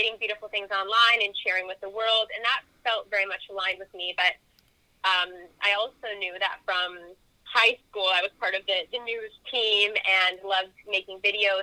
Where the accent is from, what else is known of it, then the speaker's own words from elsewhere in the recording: Canada; I am Canadian